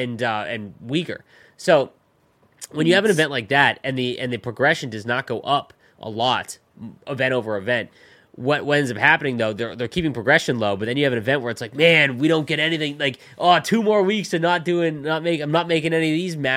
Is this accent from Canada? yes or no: yes; Canada; As a Canadian